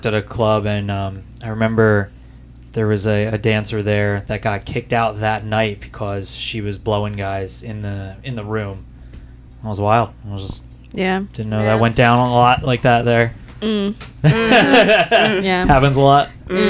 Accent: Delaware County, Pennsylvania, United States; I grew up in Delco

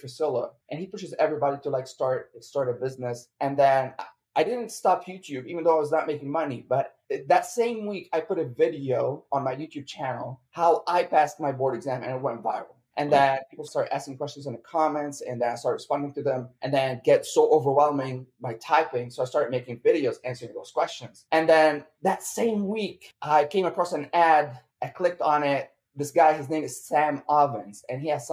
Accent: Lebanon; moved away as an adult; also born or lived in San Diego, United States / Champaign, Illinois; now in United States; I'm Lebanese, so I came from Lebanon to the United States in 2017

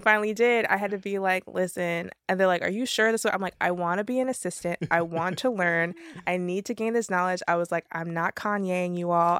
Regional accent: Miami, Florida, United States; moved away; also born or lived in Jamaica (ancestry); I'm from Miami

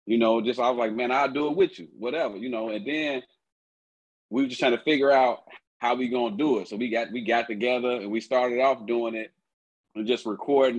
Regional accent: Chicago, Illinois, United States; also born or lived in Tuscaloosa, Alabama; Born there, but raised in Chicago. I was born in Tuscaloosa, Alabama.

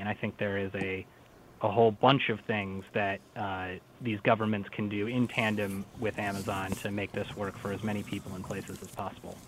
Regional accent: St. Paul, Minnesota, United States; Minnesota is actually my home state. I grew up in St. Paul.

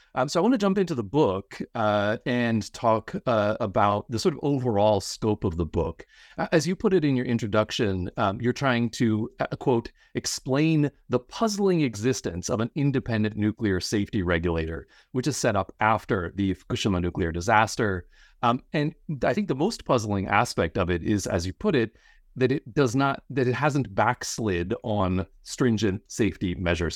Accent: Pennsylvania, United States; I grew up in Pennsylvania, the site of what's sometimes considered the world's first nuclear disaster, Three Mile Island

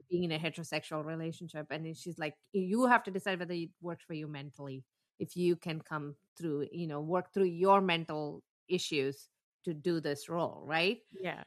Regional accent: South India, India; I'm from South and we have a different kind of jewelry

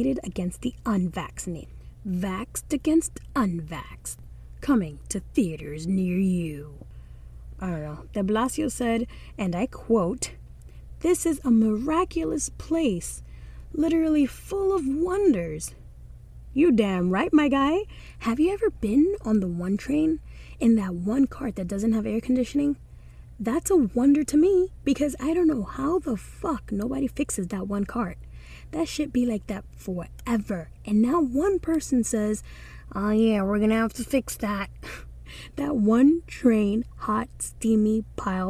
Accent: Dominican Republic; accent: Dominican; now in New York City, United States; my Dominican accent or dialect

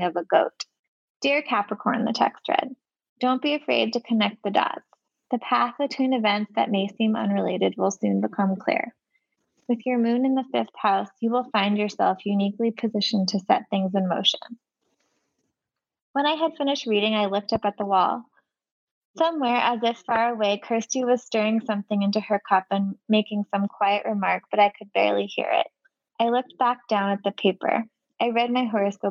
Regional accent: Palo Alto, California, United States; moved away; also born or lived in Michigan; I'm from the Bay Area. I'm from Palo Alto

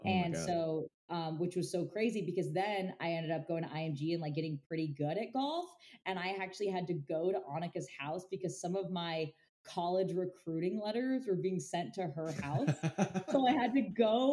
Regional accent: Orlando, Florida, United States; I grew up in Orlando

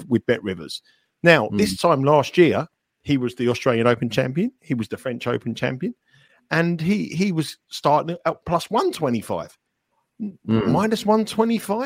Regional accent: London, United Kingdom; I was born in Wimbledon. I lived in Wimbledon

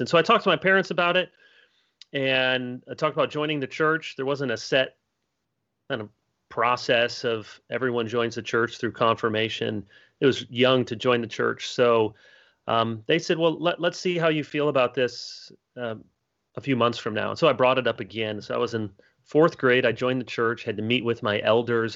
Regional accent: Grand Rapids, Michigan, United States; also born or lived in Chicago, Illinois; I was born in Chicago and then my family moved to Grand Rapids, Michigan, one of the the high places among us. And I grew up there

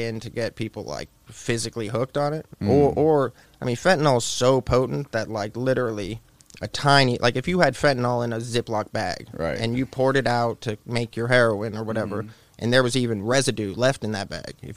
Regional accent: Tampa, Florida, United States; moved away as an adult; now in Knoxville, United States; I'm from Tampa

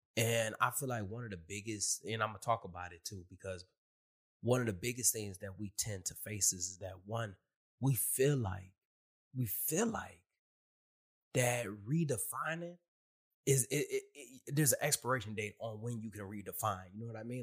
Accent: Michigan, United States; moved away as an adult; also born or lived in California; now in Virginia, United States; I'm from Michigan

